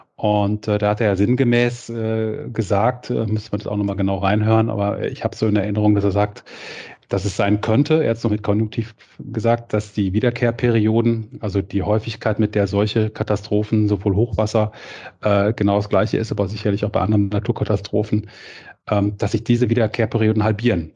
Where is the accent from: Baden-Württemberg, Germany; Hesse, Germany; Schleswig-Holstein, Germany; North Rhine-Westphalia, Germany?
North Rhine-Westphalia, Germany; Cologne; als Kölner